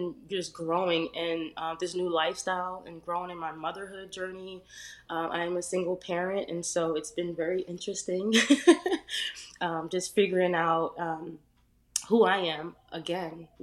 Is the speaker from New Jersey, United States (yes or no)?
yes; New Jersey, United States; also born or lived in Edisto Island, South Carolina; now in South Carolina, United States; I'm originally from New Jersey.